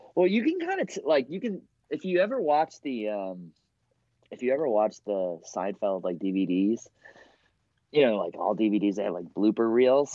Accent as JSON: {"language": "English", "town": "Boston", "region": "Massachusetts", "country": "United States", "also_born_or_lived": "New York", "said": "I'm from Boston too."}